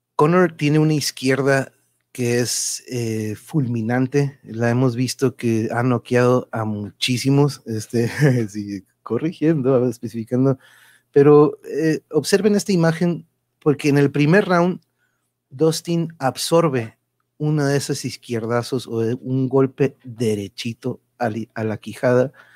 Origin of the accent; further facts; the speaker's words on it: Tijuana, Baja California, Mexico; also born or lived in Mexico City; vengo de Tijuas